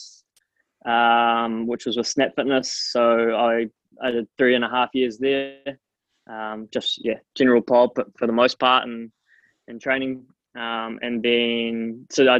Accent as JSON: {"language": "English", "region": "Nelson", "country": "New Zealand", "tie": "born or raised there", "also_born_or_lived": "Dunedin", "moved": "as an adult", "lives_now": "Auckland, New Zealand", "said": "born and raised in Nelson"}